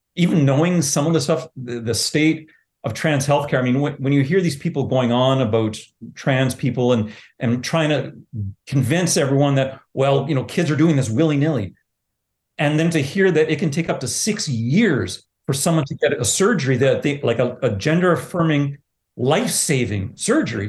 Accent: Southern Ontario, Canada; now in Altona, Canada; I grew up in Southern Ontario

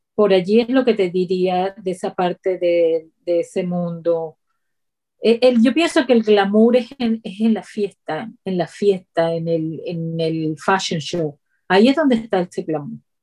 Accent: Ciudad Guayana, Bolívar, Venezuela; moved away as an adult; also born or lived in Boston, United States; now in United States; viniendo de Venezuela, un lugar tan caliente de la ciudad donde yo vengo, que es de Ciudad Guayana

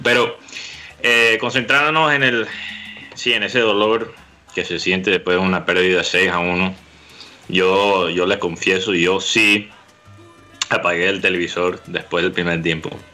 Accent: Colombia; aquí en Colombia

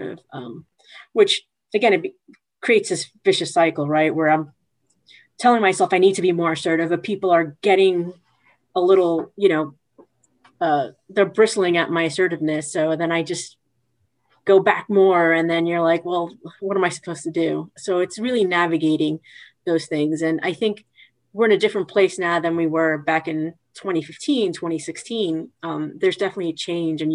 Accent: New York City, New York, United States; moved away as an adult; now in New Jersey, United States; I'm from Queens, but I live in Jersey now

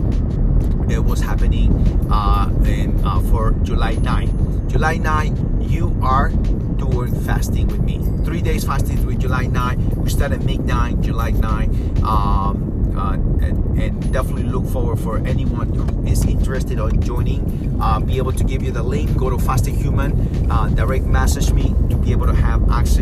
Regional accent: Peru; I'm from Peru. Peru

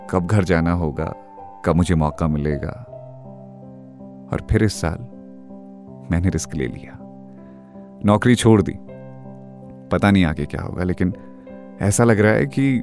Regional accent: India; moved away as an adult; मैं बचपन से पहाड़ों में पला पड़ा

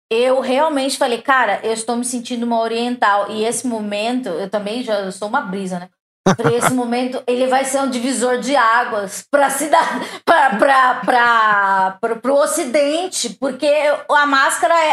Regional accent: Santa Catarina, Brazil; eu sou catarinense, né?

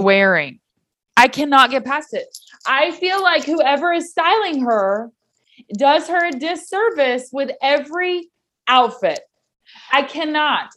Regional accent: Knoxville, Tennessee, United States; I was from Knoxville

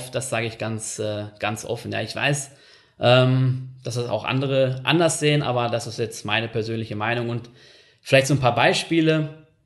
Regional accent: North Rhine-Westphalia, Germany; aber in den Ecken, in denen ich war und vor allem da, wo ich groß geworden bin, in NRW

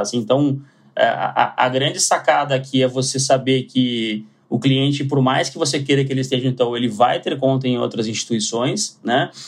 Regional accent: Porto Alegre, Rio Grande do Sul, Brazil; moved away as an adult; now in São Paulo, Brazil; sou de Porto Alegre, sou gaúcho e é, morei grande parte da minha vida em Porto Alegre, então mantenho o sotaque

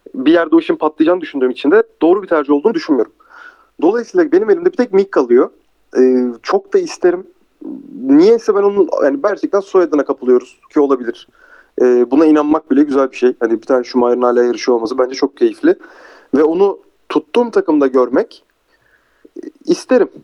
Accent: Turkey; biz Türkler olarak duruş ve karizmayı severiz

